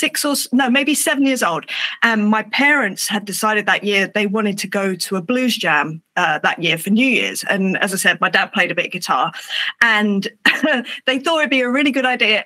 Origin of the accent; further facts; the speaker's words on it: England, United Kingdom; It's me being English